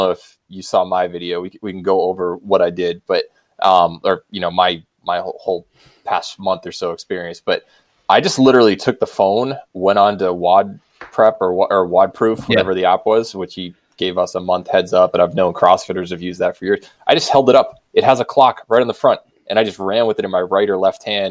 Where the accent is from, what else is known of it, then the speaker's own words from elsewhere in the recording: New Hampshire, United States; now in Colorado, United States; I grew up in New Hampshire